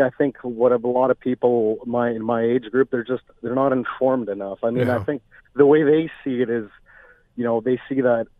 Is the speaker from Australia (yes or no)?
no; Vancouver, British Columbia, Canada; me being younger and growing up in Canada